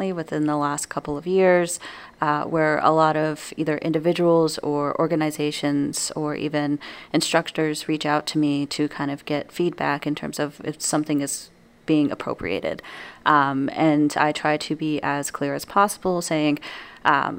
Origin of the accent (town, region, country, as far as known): New Mexico, United States; born or raised there; now in Wisconsin, United States